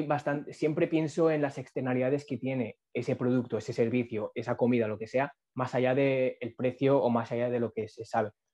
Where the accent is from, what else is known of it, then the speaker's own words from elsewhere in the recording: Castellón, Valencian Community, Spain; now in Burjassot, Spain; nací en Castillo, he vivido en Castillo, en la ciudad